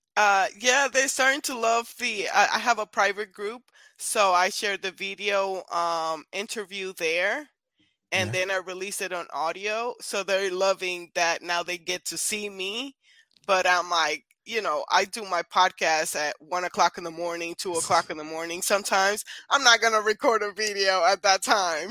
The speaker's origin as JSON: {"language": "English", "country": "Puerto Rico", "moved": "yes", "said": "I'm originally from Puerto Rico"}